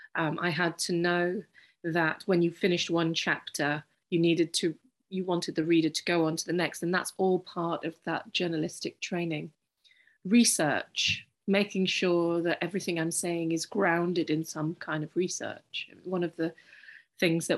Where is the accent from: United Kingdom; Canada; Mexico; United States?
United Kingdom; I'm British Pakistani